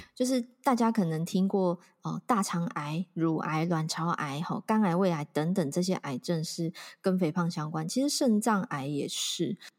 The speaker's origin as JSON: {"language": "Chinese", "country": "Taiwan", "said": "我觉得我们台湾人知道我们是洗肾王国"}